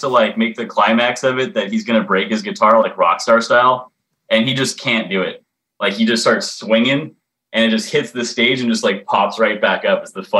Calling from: Redondo Beach, California, United States

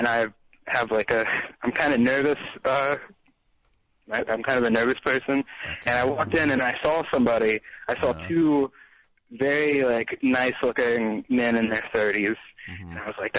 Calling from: Georgia, United States; I'm from Georgia. I'm from Southeast Georgia.

